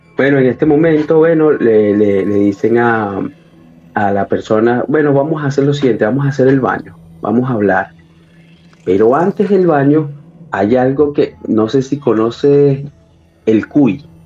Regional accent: Caracas, Capital District, Venezuela; moved away as an adult; also born or lived in Ecuador / Peru; now in Chile; Yo soy de Venezuela, sí, de Caracas, de la capital de Venezuela

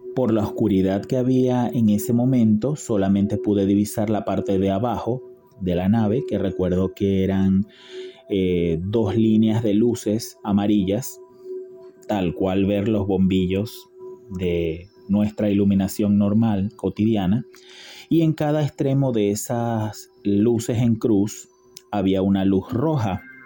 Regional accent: Venezuela; now in Buenos Aires, Argentina; soy de Venezuela pero vivo actualmente en Buenos Aires, Argentina.

